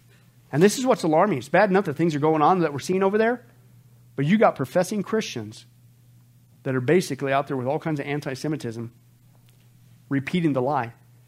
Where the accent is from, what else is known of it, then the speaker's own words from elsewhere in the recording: Kansas, United States; I grew up in the Bible Belt in Kansas, in that area.